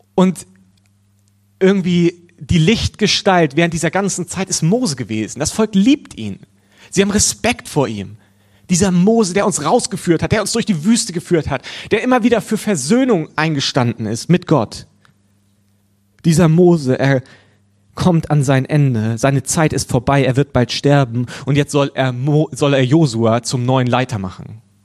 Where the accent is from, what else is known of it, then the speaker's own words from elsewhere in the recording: Germany; als Deutscher